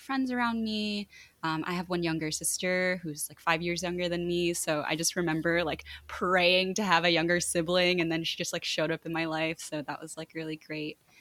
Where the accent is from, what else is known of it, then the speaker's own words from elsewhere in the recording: New Jersey, United States; they ended up moving to New Jersey, and that's where I was born and that's where I was raised